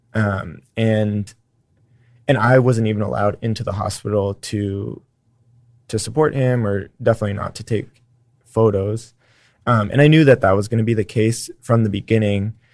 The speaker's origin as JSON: {"language": "English", "town": "San Francisco", "region": "California", "country": "United States", "tie": "born or raised there", "moved": "yes", "lives_now": "Austin, United States", "said": "I grew up in San Francisco"}